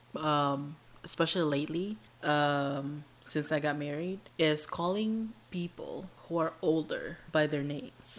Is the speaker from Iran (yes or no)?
no; Indonesia; now in United States; We're Indonesians